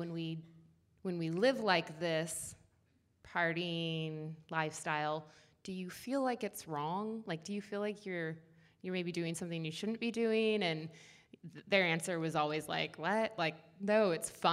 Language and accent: English; Seattle, Washington, United States; I was born in Seattle and grew up there.